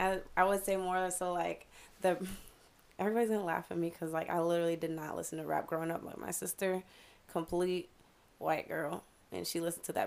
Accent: Chicago, Illinois, United States; now in Cape Coral, United States; I'm from Chicago.

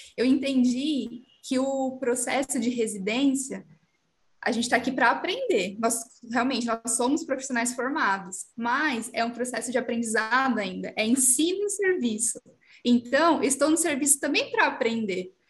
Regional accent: São Paulo, Brazil; moved away as an adult; now in Ribeirão Preto, Brazil; Eu sou de São Paulo, eu vim para Ribeirão Preto

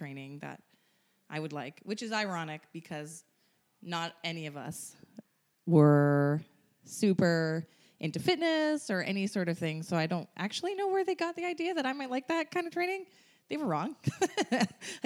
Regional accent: Ottawa, Ontario, Canada; I'm from Ottawa

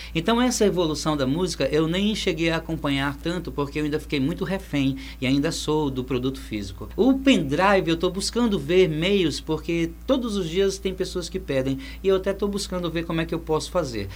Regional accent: Amazon, North Region, Brazil; viver no lugar onde eu nasci

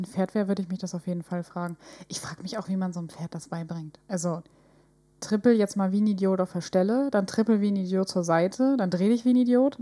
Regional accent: Northern Germany, Germany; wir kommen ja aus dem Norden.

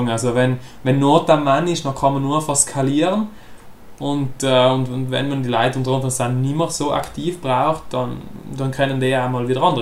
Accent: South Tyrol, Italy; wo wir als Südtiroler ziemlich zusammengehalten haben

